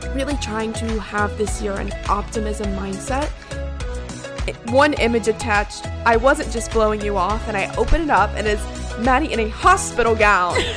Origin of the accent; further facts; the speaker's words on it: Columbia, South Carolina, United States; I'm from Columbia, South Carolina, which is the capital